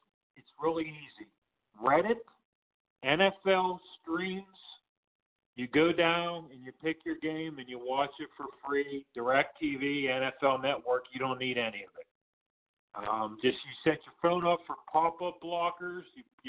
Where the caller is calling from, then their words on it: Pittsburgh, Pennsylvania, United States; in Pittsburgh.